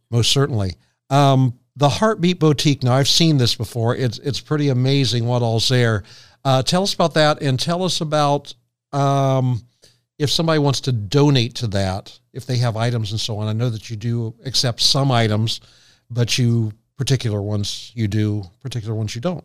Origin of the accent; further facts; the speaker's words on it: Morrow County, Ohio, United States; I was born in the Morrow County Hospital